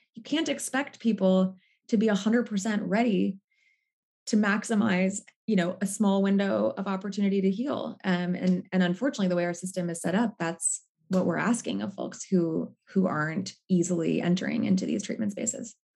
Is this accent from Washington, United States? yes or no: yes; Seattle, Washington, United States; now in Brooklyn, United States; I live in Brooklyn, New York. I'm originally from Seattle.